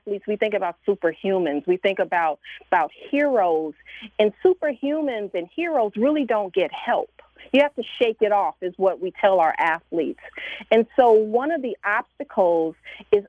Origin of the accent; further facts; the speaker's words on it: Chicago, Illinois, United States; growing up in Chicago, I grew up a sports fan